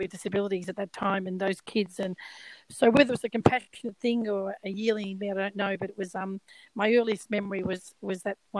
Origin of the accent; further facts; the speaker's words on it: Melbourne, Victoria, Australia; I'm Australian and I come from a family of four brothers and a sister at school. And those days we went to school in Carlton